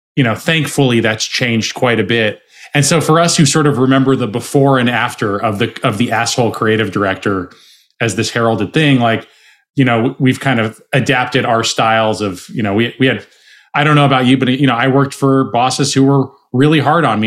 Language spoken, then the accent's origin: English; Arizona, United States; I'm from Arizona. I was supposed to take over my dad's bar